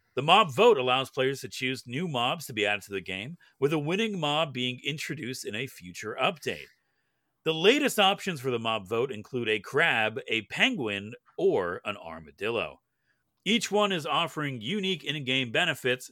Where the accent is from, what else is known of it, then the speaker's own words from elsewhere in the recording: Canada; As a Canadian, we don't get anything up here